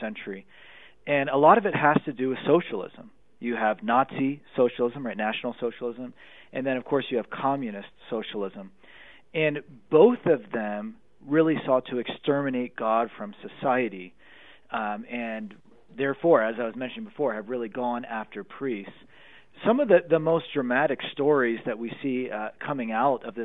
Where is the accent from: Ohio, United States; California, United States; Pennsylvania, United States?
Pennsylvania, United States; Pennsylvania, my home state